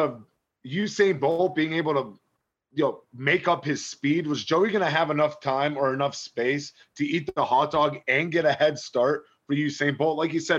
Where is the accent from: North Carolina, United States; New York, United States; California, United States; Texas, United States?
North Carolina, United States; Charlotte; headed back to my hometown, where he lands with the Carolina Panthers